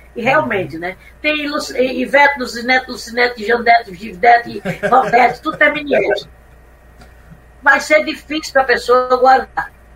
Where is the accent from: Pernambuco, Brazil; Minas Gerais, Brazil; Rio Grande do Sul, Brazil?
Pernambuco, Brazil; Recife; moved away; quando eu vim do Recife para cá, eu já vim empurrada